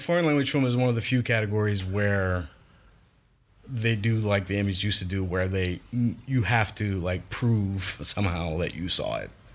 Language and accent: English; Larose, Louisiana, United States; I was born and raised in Louisiana, down the bayou, Lafouche Parish, La Rose spe-, specifically